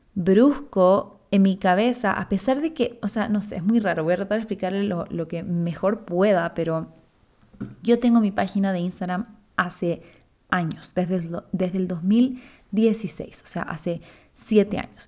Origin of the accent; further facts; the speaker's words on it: Chile; now in Ecuador; yo soy chilena, pero vivo en Ecuador hace ya casi 15 años